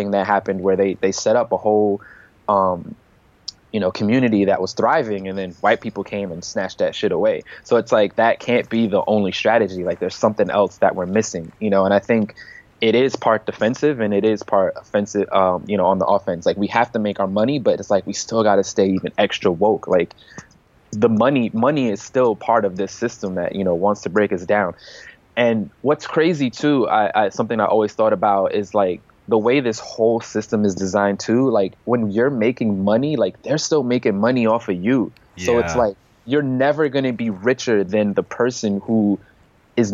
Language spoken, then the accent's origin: English; United States; we as American citizens